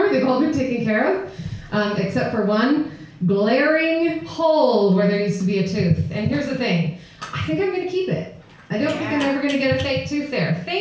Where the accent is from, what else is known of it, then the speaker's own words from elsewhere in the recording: Utah, United States; also born or lived in Atlanta; now in San Francisco, United States; I grew up in Utah